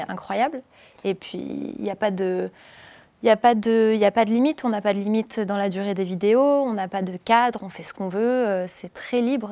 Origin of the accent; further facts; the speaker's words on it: Cannes, Provence-Alpes-Côte d'Azur, France; je viens de Cannes